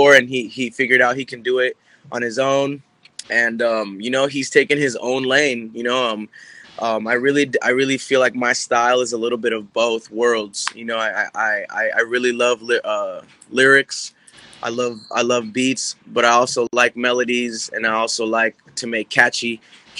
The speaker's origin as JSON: {"language": "English", "town": "Orange", "region": "California", "country": "United States", "tie": "born or raised there", "also_born_or_lived": "Garden Grove, California", "said": "I was raised in Orange, all around Orange County"}